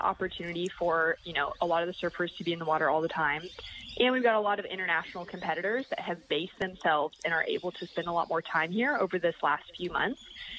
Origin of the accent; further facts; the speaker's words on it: Huntington Beach, California, United States; moved away; I'm in my hometown in Huntington Beach, California. I don't live here anymore, but I'm at my parents' house for a little while.